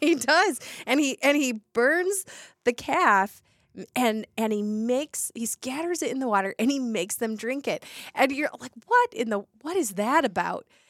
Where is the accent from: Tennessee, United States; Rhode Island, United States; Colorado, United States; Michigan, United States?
Michigan, United States; Detroit; growing up in Detroit